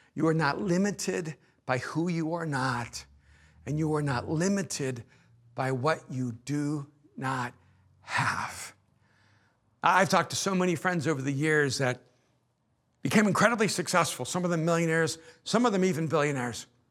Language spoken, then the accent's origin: English; El Salvador; moved away; I'm an immigrant from El Salvador